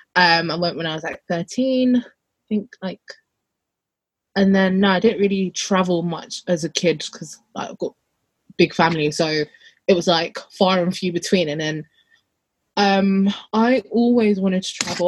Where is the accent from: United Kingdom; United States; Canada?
United Kingdom; London; I'm more from London